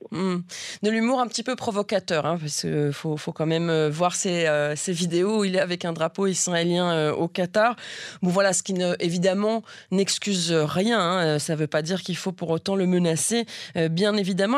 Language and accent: French; Belgium; je suis belge